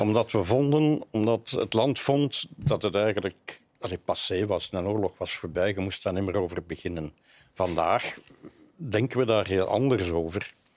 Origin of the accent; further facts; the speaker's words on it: Flanders, Belgium; bij ons in Vlaanderen